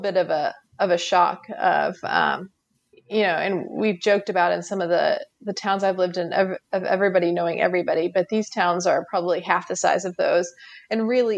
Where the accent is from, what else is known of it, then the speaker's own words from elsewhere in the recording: East Tennessee, United States; also born or lived in Denver, Colorado; grew up in East Tennessee, have pretty strong family roots here